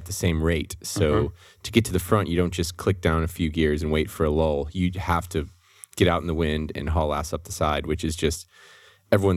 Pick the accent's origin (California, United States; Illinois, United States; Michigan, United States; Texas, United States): Texas, United States; Austin; I grew up in Austin without a car.